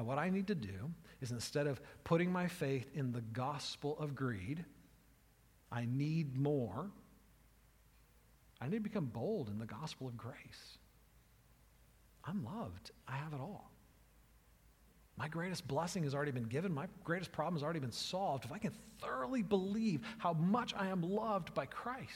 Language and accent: English; United States; I'm an American